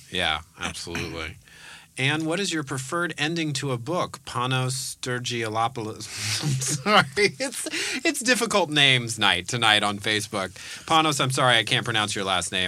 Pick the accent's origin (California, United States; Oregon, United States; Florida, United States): California, United States; Bay Area; I was born in the Bay Area